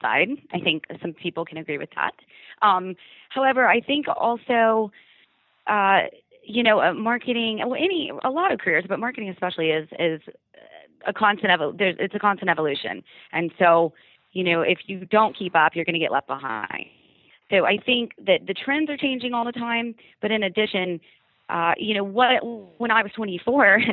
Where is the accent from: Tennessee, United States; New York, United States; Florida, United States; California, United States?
Florida, United States; Orlando; as I was growing up in Orlando